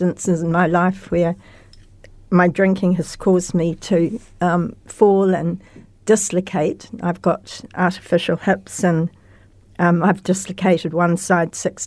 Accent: Christchurch, Canterbury, New Zealand; Christchurch all my life, except for working.

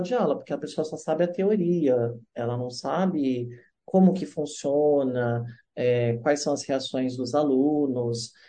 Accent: Brazil; moved away; sou do Brasil lá

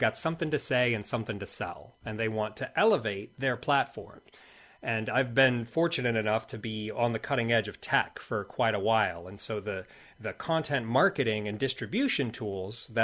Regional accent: United States; moved away as an adult; also born or lived in New Zealand; now in South Island, New Zealand; I'm an American originally

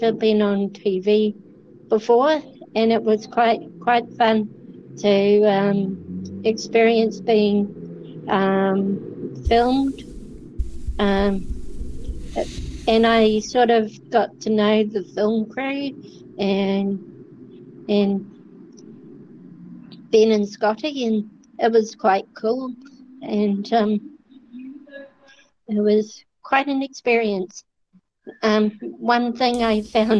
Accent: Dunedin, Otago, New Zealand; I was born here in Dunedin

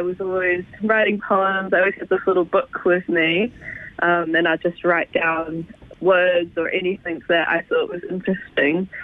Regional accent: Arrowtown, Otago, New Zealand; I'm from Arrowtown

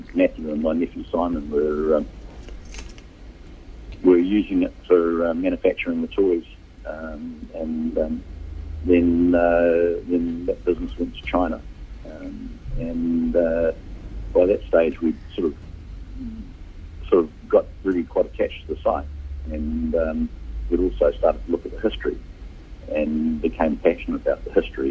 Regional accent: Hamilton, Waikato, New Zealand; we grew up in Hamilton.

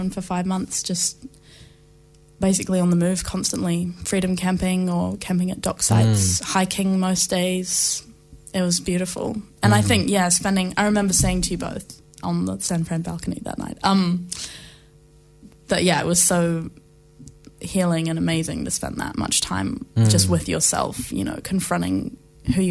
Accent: Blenheim, Marlborough, New Zealand; moved away; also born or lived in London; I grew up just outside Blenheim

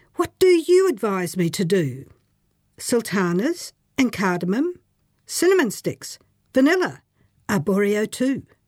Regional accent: Queensland, Australia; now in New Zealand; In rural Australia, where I grew up, clear enunciation wasn't the norm

